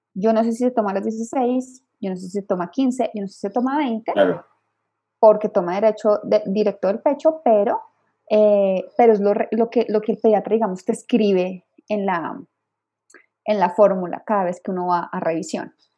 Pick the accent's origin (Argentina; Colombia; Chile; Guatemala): Colombia; moved away as an adult; also born or lived in Bogotá, Colombia; now in Mexico City, Mexico; soy colombiana de nacimiento y mexicana de corazón.